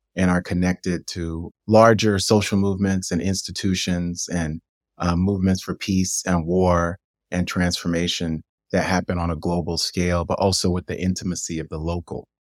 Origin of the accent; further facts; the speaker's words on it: New York City, New York, United States; growing up in New York City in the nineteen eighties